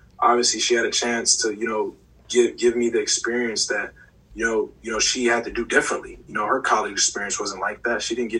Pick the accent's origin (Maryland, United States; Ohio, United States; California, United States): Maryland, United States; I'm coming from Maryland up to Pittsburgh, and I've decided on Pittsburgh